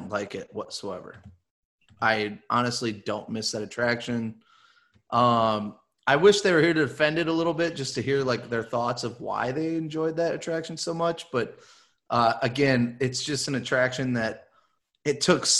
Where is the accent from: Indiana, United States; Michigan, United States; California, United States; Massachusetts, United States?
Michigan, United States; I'm from Michigan. I got a weird accent.